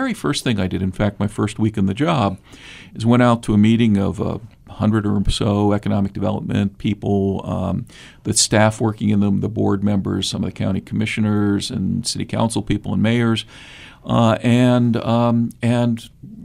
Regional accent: Pittsburgh, Pennsylvania, United States; also born or lived in Minnesota / Washington, D.C.; now in Southeast Ohio, United States; I'm originally from Pittsburgh. I'm Appalachian by birth

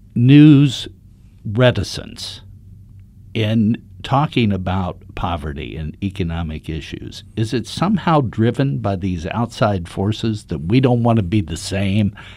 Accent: Dayton, Ohio, United States; I was born in Reardon, Dayton

